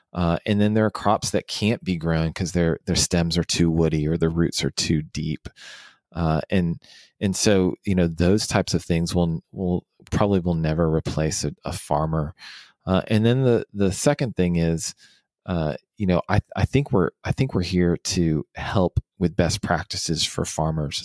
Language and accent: English; Houston, Texas, United States; also born or lived in Washington, D.C.; now in Dallas, United States; I actually, uh, was born and raised in Houston and then moved to Washington, D C for about six